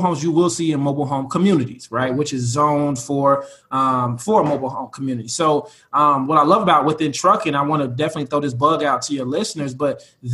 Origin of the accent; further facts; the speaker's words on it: Chicago, Illinois, United States; we're from Chicago